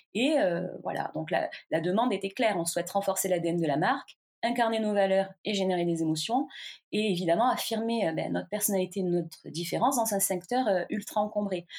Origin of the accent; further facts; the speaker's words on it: south of France, France; je viens du sud de la France, je suis née vraiment dans les champs de vigne.